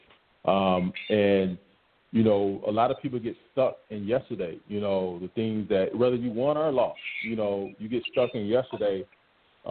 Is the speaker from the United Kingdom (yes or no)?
no; Cassatt, South Carolina, United States; I grew up in Cassett, South Carolina, right outside of Camden